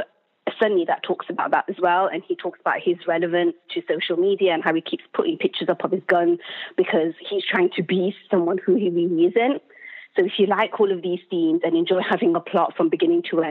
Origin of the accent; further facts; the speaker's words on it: United Kingdom; as a British Muslim